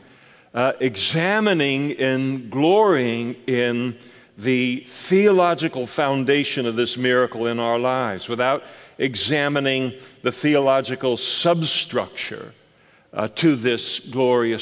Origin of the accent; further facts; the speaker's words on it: Scotland, United Kingdom; I'm a Scot.